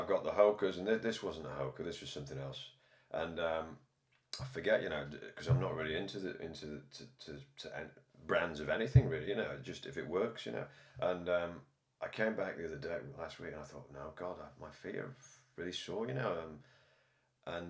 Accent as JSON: {"language": "English", "country": "Ireland", "moved": "yes", "lives_now": "Liverpool, United Kingdom", "said": "I'm Irish"}